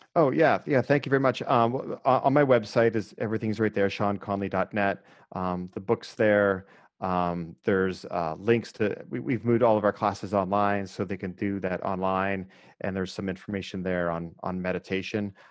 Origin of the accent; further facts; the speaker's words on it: Erie, Pennsylvania, United States; I grew up in Erie, which I actually think helped me quite a bit, that's, you know, right on the lake, two hours north of Pittsburgh